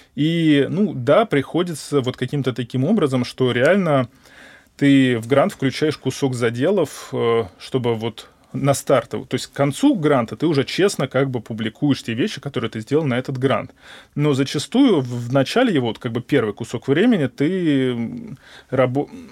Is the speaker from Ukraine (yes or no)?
no; Moscow, Russia; я москвич, гипотетически я могу хотя бы жить у родителей и есть у них